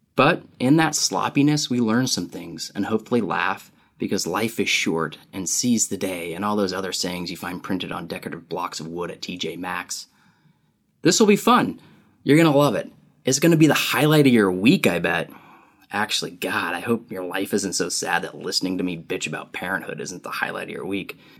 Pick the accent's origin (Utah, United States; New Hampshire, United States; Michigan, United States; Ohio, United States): Utah, United States; now in California, United States; I live in California, though I grew up in Utah.